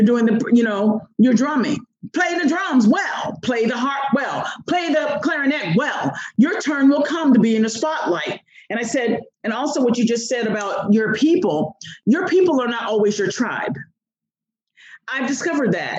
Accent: United States; I'm an American

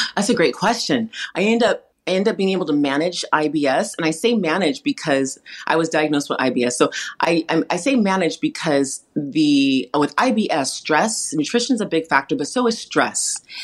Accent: California, United States; I grew up in an environment around a lot of first generation immigrants from around the world because I, here in California where I live, there's a lot of farmland

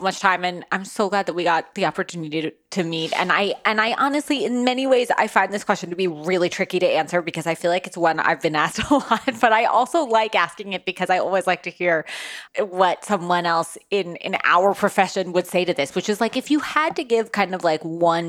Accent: New York, United States; I'm from New York.

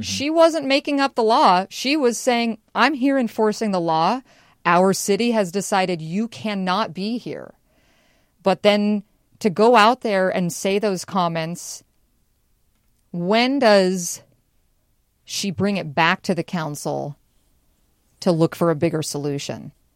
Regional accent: Spokane, Washington, United States; now in Seattle, United States; growing up in Spokane, our little local pharmacy, you know, my mom knew them by name

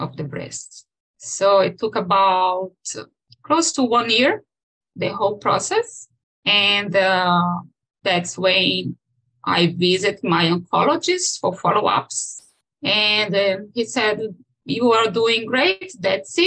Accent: Brazil; moved away as an adult; now in Los Gatos, United States; I was born in Brazil

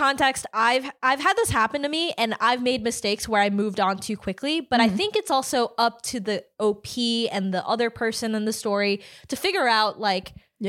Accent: Philippines; Because, I'm from the Philippines, right? And in the Philippines, because of pretty strict religious laws, you can't ever divorce someone.

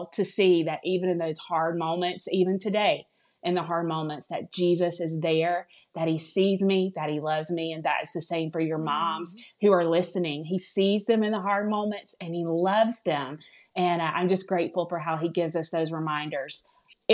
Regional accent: the South, United States; accent: southern; now in Alabama, United States; you all may hear it a little bit in my voice, I'm from the South. I live here in Alabama.

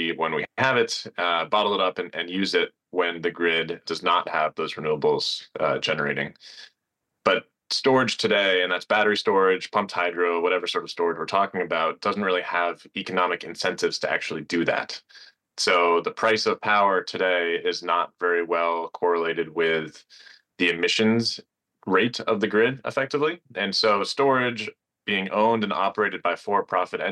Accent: Northeast, United States; I grew up in the Northeast, fortunate to spend a lot of my childhood outdoors, hiking in the White Mountains

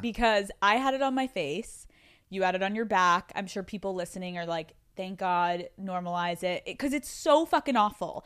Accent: Pennsylvania, United States; growing up in Pennsylvania

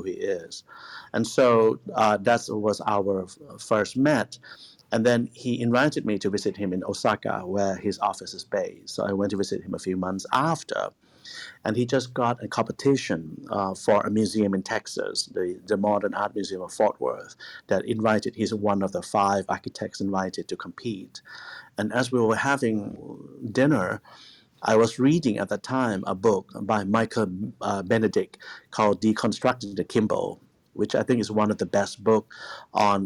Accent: Bangkok, Thailand; moved away as an adult; also born or lived in Japan; now in Los Angeles, United States; when I was growing up in Bangkok

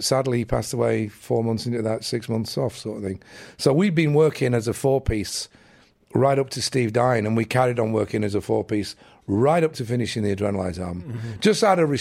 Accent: England, United Kingdom; as an English kid

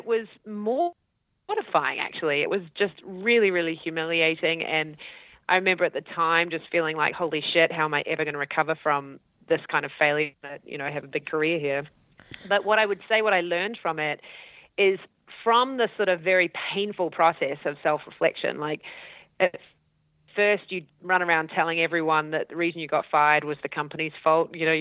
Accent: New Zealand; accent: Kiwi; also born or lived in Auckland / Christchurch; I'm from New Zealand.

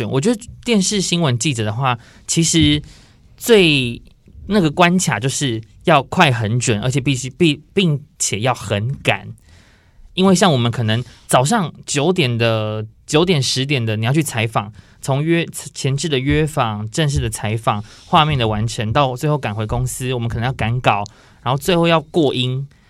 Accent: Miaoli County, Taiwan; accent: Sixian Hakka; 因为我本身是苗栗人

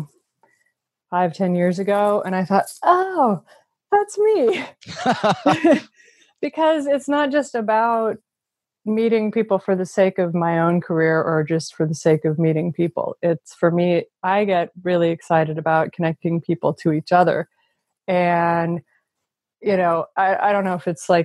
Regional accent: Midwest, United States; now in Silicon Valley, United States; growing up in the Midwest and then coming to Silicon Valley

